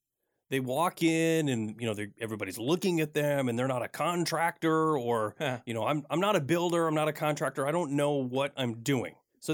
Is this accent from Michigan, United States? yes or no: yes; Michigan, United States; now in Pacific Northwest, United States; I moved here from Michigan, and I learned a lot.